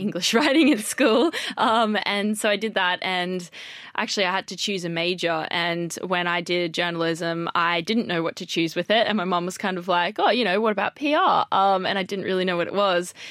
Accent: Australia; moved away as an adult; now in London, United Kingdom; I'm from Australia

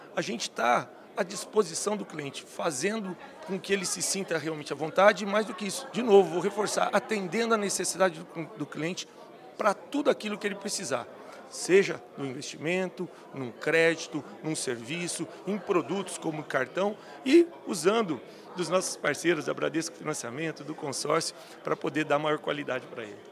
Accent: Ribeirão Preto, São Paulo, Brazil; nasci numa região praticamente agro, que foi na região de Ribeirão Preto

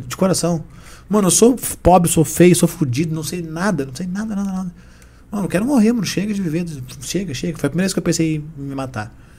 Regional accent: Rio Grande do Sul, Brazil; moved away; also born or lived in São Paulo; Lá de onde eu vim, no Rio Grande do Sul

